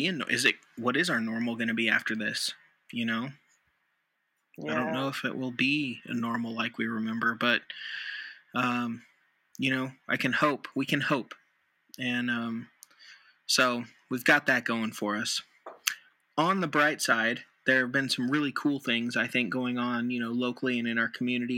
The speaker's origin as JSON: {"language": "English", "region": "Nevada", "country": "United States", "tie": "born or raised there", "said": "Nevada's my home state"}